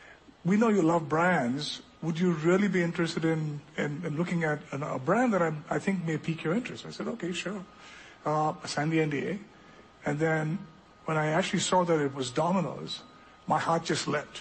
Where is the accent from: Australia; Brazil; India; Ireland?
India; also born or lived in Europe; now in United States; I grew up in India, but I've actually spent about 30 years living between the United States and different countries in Europe, four different countries in Europe.